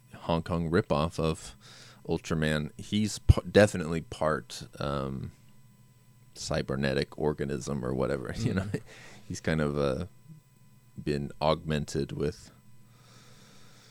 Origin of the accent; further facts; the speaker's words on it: United States; as an American